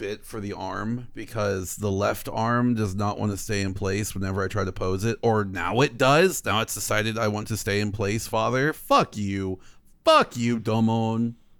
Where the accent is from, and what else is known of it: the South, United States; born or raised there